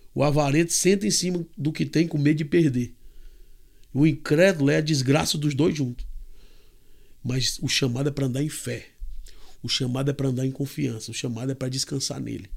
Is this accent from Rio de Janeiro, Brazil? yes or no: no; Fortaleza, Ceará, Brazil; moved away as an adult; now in Kansas, United States; eu nasci em Fortaleza, no Ceará